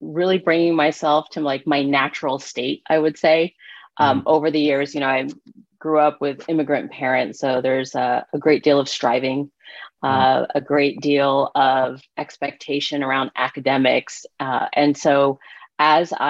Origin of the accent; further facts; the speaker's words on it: East Coast, United States; moved away as an adult; I'm from the East Coast